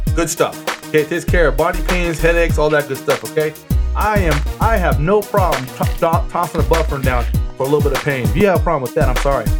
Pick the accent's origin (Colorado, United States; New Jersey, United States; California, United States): California, United States; moved away as an adult; now in Las Vegas, United States; I was from California